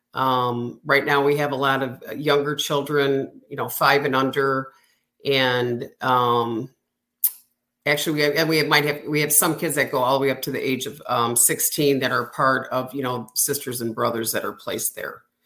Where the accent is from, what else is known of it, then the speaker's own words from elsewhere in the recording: Illinois, United States; moved away as an adult; now in Florida, United States; moving out of state where I grew up